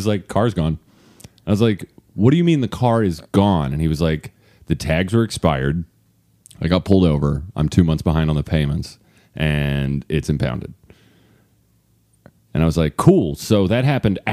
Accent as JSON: {"language": "English", "town": "Carlisle", "region": "Kentucky", "country": "United States", "said": "I'm from Carlisle"}